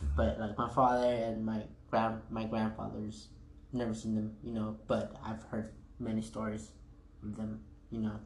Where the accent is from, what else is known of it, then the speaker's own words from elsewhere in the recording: United States; I was actually the first kid to be born here in the United States